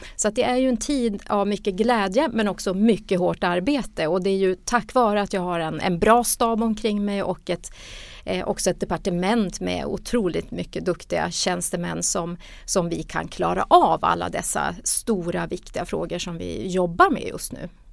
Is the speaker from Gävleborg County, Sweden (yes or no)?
no; Luleå, Norrbotten County, Sweden; jag är ju själv norrbottning och från Luleå